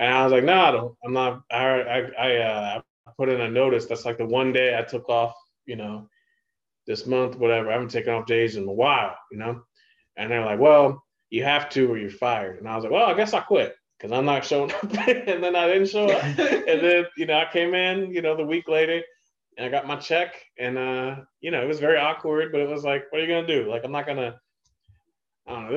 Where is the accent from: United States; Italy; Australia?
United States; Ohio; now in New York, United States; growing up in Ohio